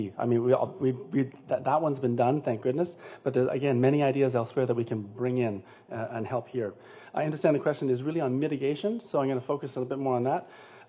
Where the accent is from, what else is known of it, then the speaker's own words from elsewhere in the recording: Toronto, Ontario, Canada; now in Oak Bay, Canada; Growing up in Toronto, I worked with Jack Layton